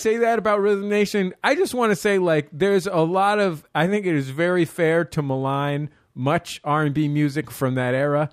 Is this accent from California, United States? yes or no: yes; San Francisco, California, United States; I'm from San Francisco, the greatest city in the world